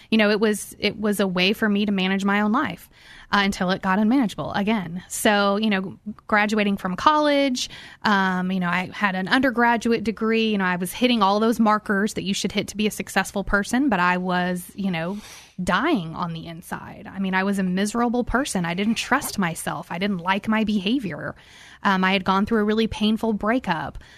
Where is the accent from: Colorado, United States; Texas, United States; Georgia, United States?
Texas, United States; Houston; I grew up here in Houston, actually in Bel Air.